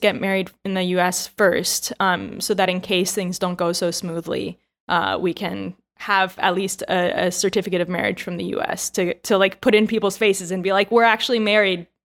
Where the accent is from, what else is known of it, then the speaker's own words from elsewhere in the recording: United States; moved away as an adult; now in Taiwan; I'm American